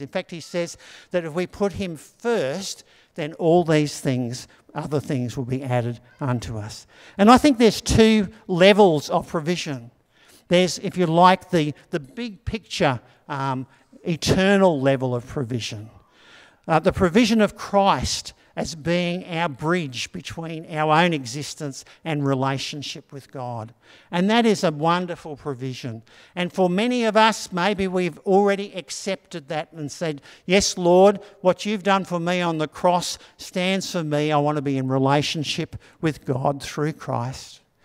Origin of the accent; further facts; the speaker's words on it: Australia; growing up in Anala